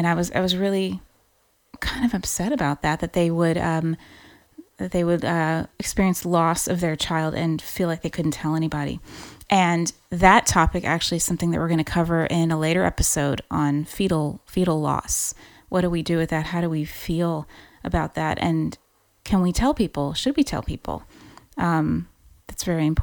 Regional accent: Louisiana, United States; moved away as an adult; now in Ireland; I grew up in Louisiana, so I'm a Cajun girl

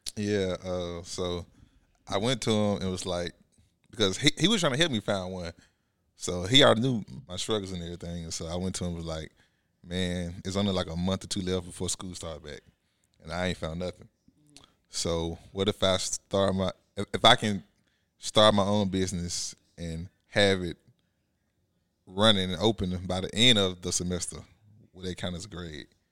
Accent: Bessemer, Alabama, United States; twenty-six from Bessemer, like you said. Grew up in Bessemer

